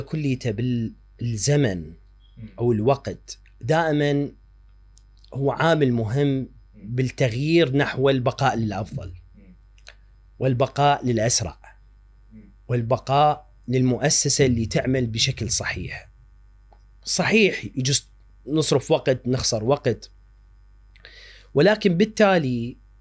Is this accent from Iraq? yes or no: yes; Iraq; احنا كعراقيين